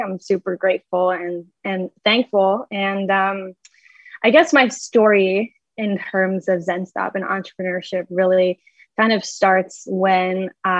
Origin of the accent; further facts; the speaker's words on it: Michigan, United States; ended up going to the University of Michigan, which is about 45 minutes from my hometown